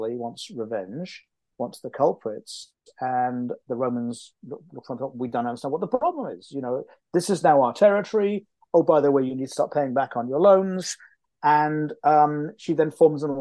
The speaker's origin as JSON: {"language": "English", "region": "Wales", "country": "United Kingdom", "said": "I'm from Wales, so this is close to home for me"}